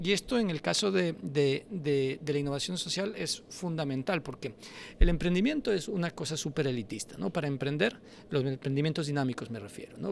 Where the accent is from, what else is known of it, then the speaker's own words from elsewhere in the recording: Quito, Pichincha, Ecuador; yo crecí en Toctiuco